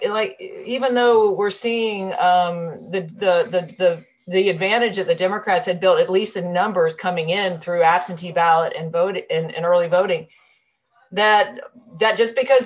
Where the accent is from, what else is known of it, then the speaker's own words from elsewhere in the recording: Miami, Florida, United States; born and raised in Miami